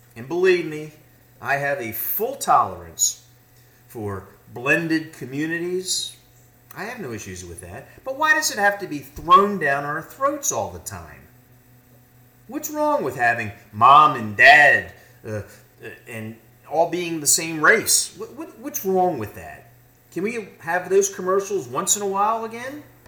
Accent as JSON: {"language": "English", "country": "United States", "said": "as an American"}